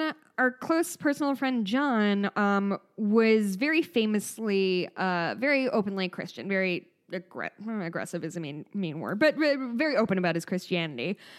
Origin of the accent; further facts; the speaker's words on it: Midwest, United States; accent: Midwest; my Midwest accent